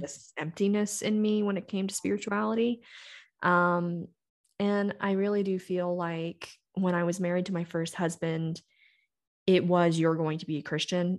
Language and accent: English; the South, United States; now in Colorado, United States; I grew up in the South, so I've been to every kind of denomination, church, you can imagine